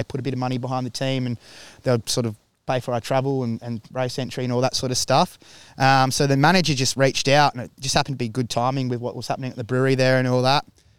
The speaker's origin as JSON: {"language": "English", "town": "Adelaide", "region": "South Australia", "country": "Australia", "tie": "born or raised there", "also_born_or_lived": "Alice Springs / Stirling", "said": "So I'm originally from Adelaide. We moved to Alice Springs for a bit"}